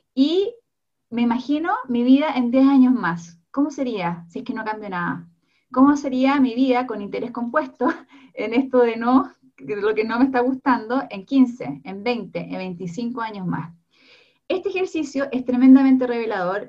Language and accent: Spanish; Chile